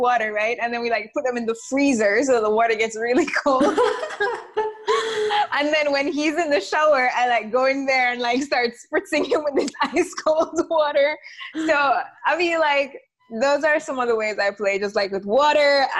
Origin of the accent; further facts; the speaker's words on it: Jamaica; moved away; we grew up in the Caribbean, in Jamaica